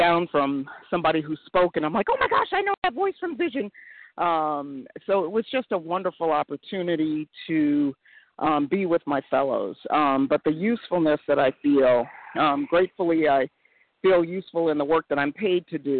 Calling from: Connecticut, United States; a very grateful recovered compulsive overeater in Connecticut.

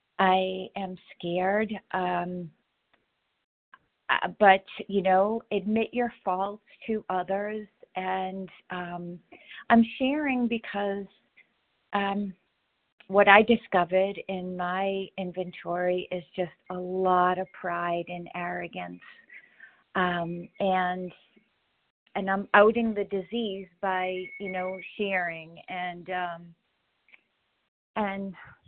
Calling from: Massachusetts, United States; Oh, Massachusetts.

